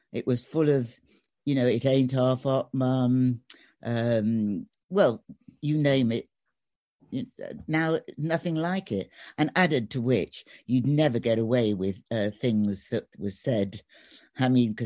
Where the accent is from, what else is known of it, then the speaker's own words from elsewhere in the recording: Sheffield, Yorkshire and the Humber, United Kingdom; moved away; I was born in Sheffield